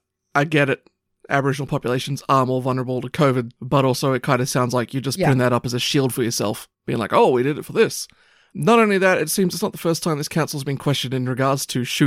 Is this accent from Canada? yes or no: no; Papua New Guinea; it's just what I got used to growing up in New Guinea.